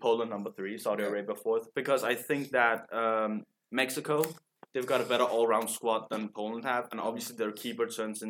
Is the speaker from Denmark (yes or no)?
yes; Denmark; English is a second language; We're from Denmark.